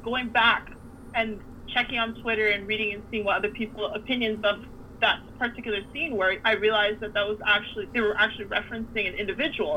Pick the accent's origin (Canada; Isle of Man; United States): Canada; I grew up somewhere in Canada